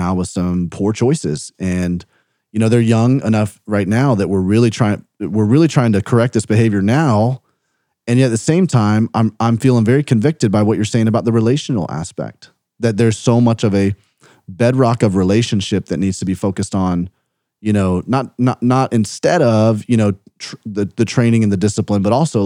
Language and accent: English; Birmingham, Alabama, United States; moved away; also born or lived in South Carolina; I grew up in Birmingham